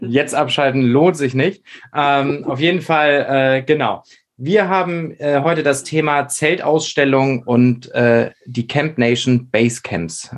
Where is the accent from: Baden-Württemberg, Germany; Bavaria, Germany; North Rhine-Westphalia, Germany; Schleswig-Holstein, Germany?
Schleswig-Holstein, Germany; now in Hamburg, Germany; für mich als Schleswig-Holsteiner